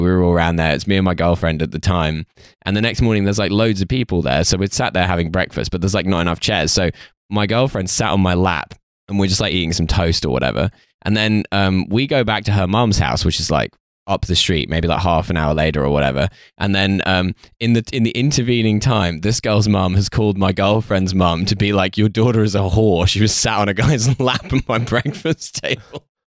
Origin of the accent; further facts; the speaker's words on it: United Kingdom; I grew up like just outside London